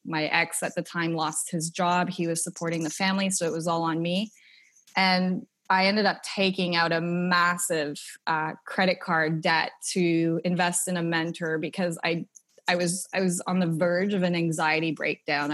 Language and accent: English; Canada; moved away as an adult; now in Australia; I was raised in Canada and never really had an entrepreneurial background.